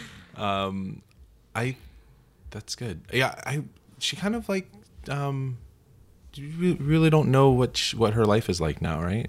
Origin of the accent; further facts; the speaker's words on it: Florida, United States; I went to school uh, in at the University of Florida, and I'm from Florida